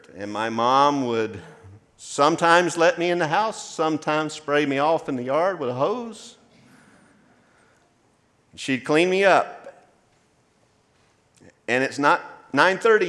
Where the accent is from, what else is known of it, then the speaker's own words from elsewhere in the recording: Maysville, United States; also born or lived in Dry Pond; before we moved to what I consider my hometown of Maysville, we lived in a community called Dry Pond